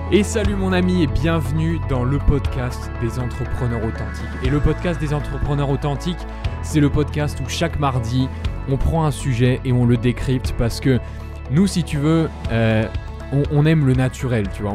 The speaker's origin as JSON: {"language": "French", "country": "France", "moved": "as an adult", "lives_now": "Lisbon, Portugal", "said": "nous on est en tant que Français"}